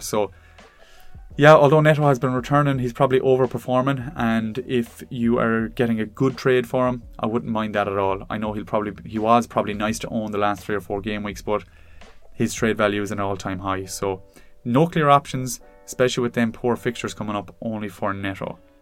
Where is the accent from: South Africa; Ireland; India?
Ireland; as an Irishman